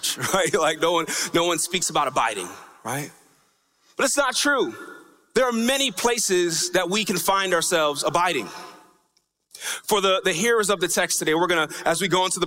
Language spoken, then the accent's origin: English; New York, United States; when I was growing up in New York